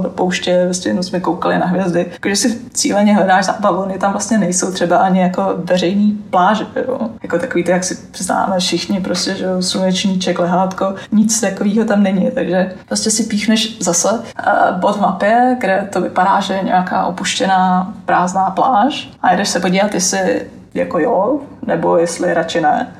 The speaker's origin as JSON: {"language": "Czech", "country": "Czechia", "moved": "yes", "lives_now": "Oman", "said": "odkud jsem, tak jsem říkal, že z Česka"}